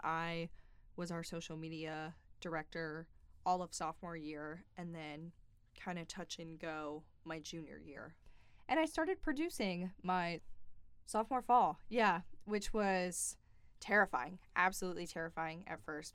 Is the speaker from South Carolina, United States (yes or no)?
yes; Greenville, South Carolina, United States; I'm actually from Greenville, and I grew up watching W Y F F four